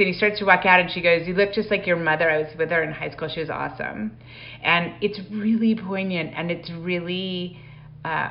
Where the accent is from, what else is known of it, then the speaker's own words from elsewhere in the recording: Calgary, Alberta, Canada; I grew up in Calgary going to the Stampede